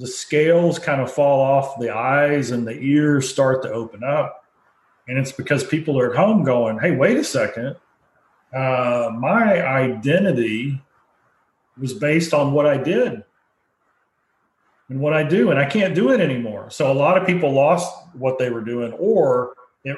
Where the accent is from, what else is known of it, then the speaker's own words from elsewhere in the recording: United States; as well as an American.